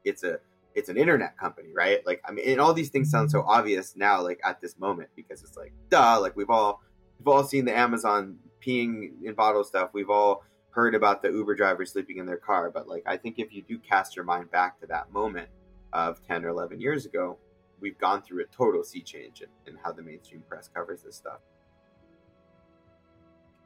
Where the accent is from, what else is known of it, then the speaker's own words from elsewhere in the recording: outside Silicon Valley, Northern California, United States; also born or lived in Egypt; I'm from Northern California. I grew up outside of Silicon Valley